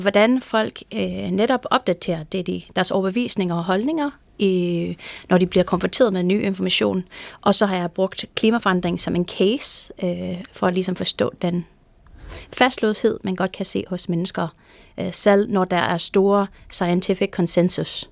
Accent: California, United States; Danish is a second language; moved away as an adult; now in Denmark; i Kalifornien, der hvor jeg kommer fra

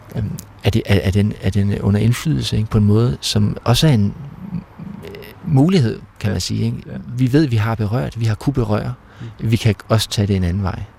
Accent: Ollerup, Southern Denmark, Denmark; vi havde sådan en rute i Ollerup, hvor jeg kommer fra

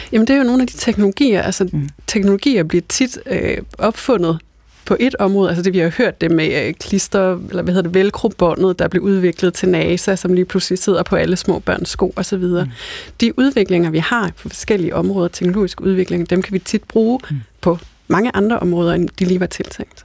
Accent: North Jutland, North Denmark Region, Denmark; now in Copenhagen, Denmark; Altså nu kommer jeg selv fra Nordjylland og har lige været øh, i Jylland med familien her i weekenden

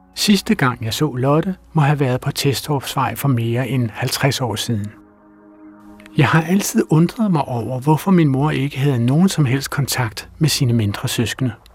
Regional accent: Frederiksberg, Capital Region of Denmark, Denmark; mit barndomshjem på Frederiksberg

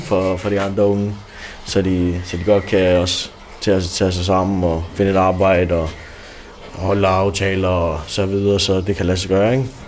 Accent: Denmark; jeg var dansker. Jeg var en af de eneste danskere på skolen

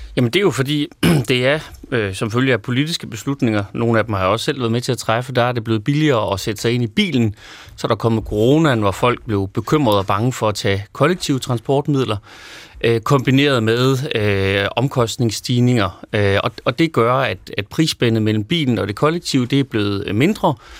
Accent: Løkken?, North Denmark Region, Denmark; født og vokset i Lykstør

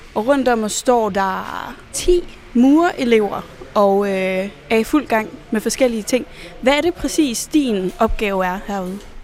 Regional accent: Jutland, Denmark; Nu kommer jeg jo fra Jylland

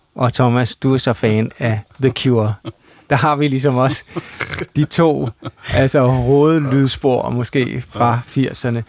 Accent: Copenhagen area, Capital Region of Denmark, Denmark; vi er fra Københavnsområdet

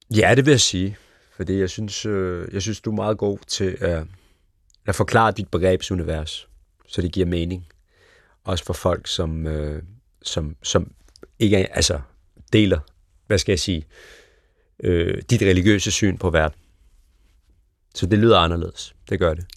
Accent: Copenhagen Western Suburbs, Capital Region of Denmark, Denmark; born or raised there

